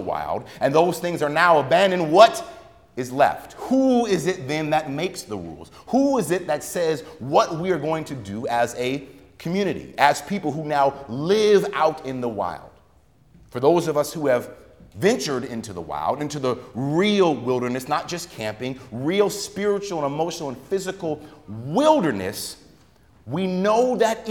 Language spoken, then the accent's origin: English; United States; as a child growing up in America